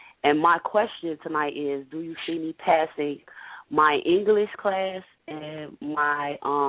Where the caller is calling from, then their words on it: Chicago, Illinois, United States; calling from Chicago.